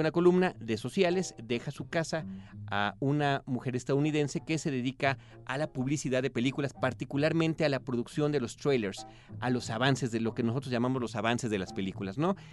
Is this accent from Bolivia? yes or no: no; Mexico